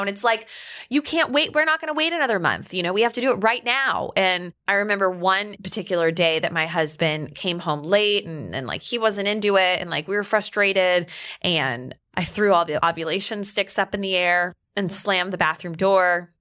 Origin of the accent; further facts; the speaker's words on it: Atlanta, Georgia, United States; also born or lived in Dallas, Texas / Alabama; now in Westchester, United States; I grew up in Atlanta, Georgia, but I also lived in Dallas, Texas, and then I went to school in Alabama, so I'm kind of like southern through and through